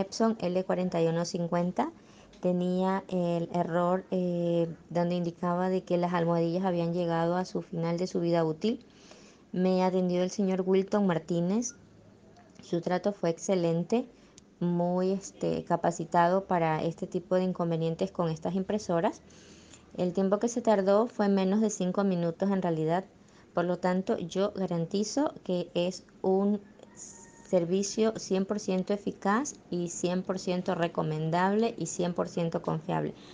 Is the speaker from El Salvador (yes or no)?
no; Ecuador; soy de acá de Ecuador.